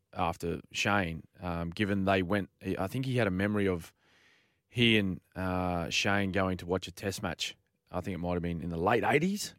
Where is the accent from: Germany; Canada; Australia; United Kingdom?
Australia; as Australian people